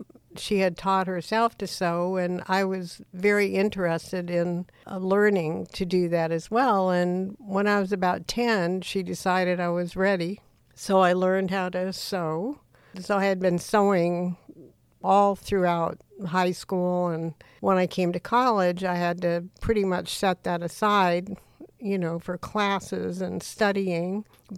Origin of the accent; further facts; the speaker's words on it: Panama; born there; My father was a Navy pilot, and I was born in Panama in Central America. And we moved around a lot because of his occupation in the Navy.